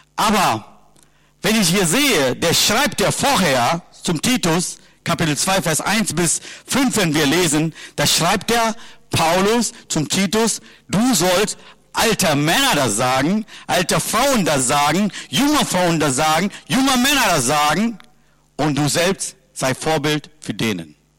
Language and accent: German; Sri Lanka; German is a second language; now in Germany; Ich komme aus Sri Lanka